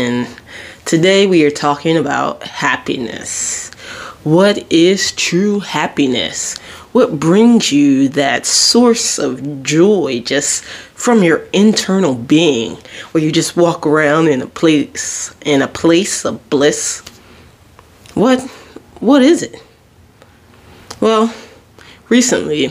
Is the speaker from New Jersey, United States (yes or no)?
yes; Jersey Shore, New Jersey, United States; I'm from the Jersey Shore